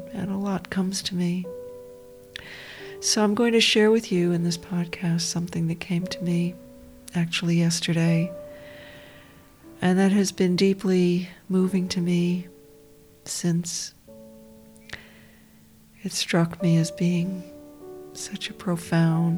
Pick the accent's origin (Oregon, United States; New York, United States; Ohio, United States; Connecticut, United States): New York, United States; I grew up down near New York City